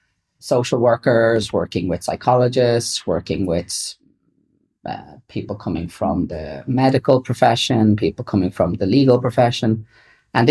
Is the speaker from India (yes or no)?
no; London, United Kingdom; born there; also born or lived in Dublin, Ireland; I was born in London.